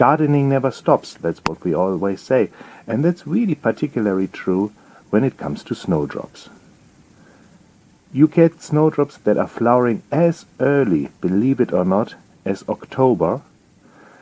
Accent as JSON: {"language": "English", "country": "Germany", "accent": "German", "second_language": "English", "moved": "as an adult", "lives_now": "England, United Kingdom", "said": "You will pick up from my accent that I'm not native British, I'm German. And I have to tell you, when I moved from Germany to England"}